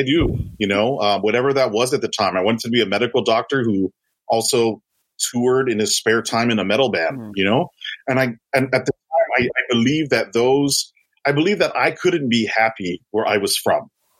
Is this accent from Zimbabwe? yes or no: no; Tamuning, Guam; I grew up here in Tamuning, Guam, which is right near Tumon, which is the mini Waikiki, right?